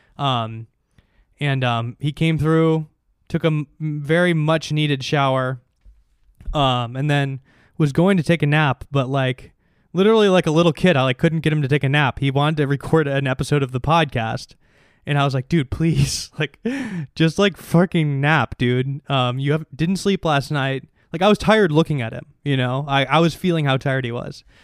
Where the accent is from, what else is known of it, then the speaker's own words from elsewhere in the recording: Chicago, Illinois, United States; moved away; I'm from Chicago